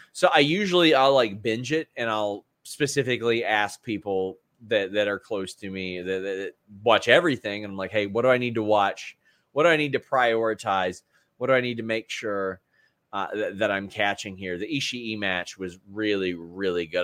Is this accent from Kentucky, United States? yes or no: yes; Kentucky, United States; fellow Kentuckian